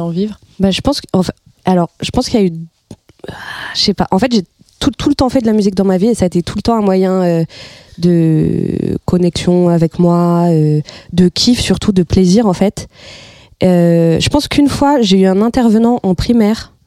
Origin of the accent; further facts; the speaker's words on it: Les Ulis, Île-de-France, France; also born or lived in Florianópolis, Brazil; j'ai grandi aux Ulysses dans le 91